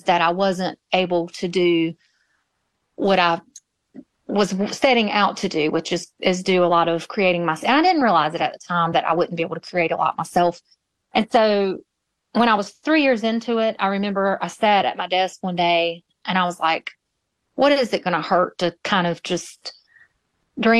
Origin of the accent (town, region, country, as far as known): Moore County, North Carolina, United States; born or raised there; also born or lived in Greensboro, North Carolina; now in Wallace, United States